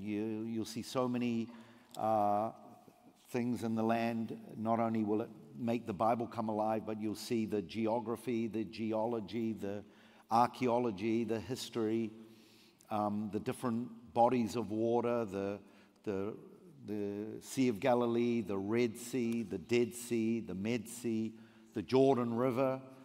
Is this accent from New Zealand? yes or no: yes; New Zealand; moved away as an adult; now in Israel; I came from New Zealand, uh, grew up in a Jewish family, came to faith, immigrated over thirty years ago to Israel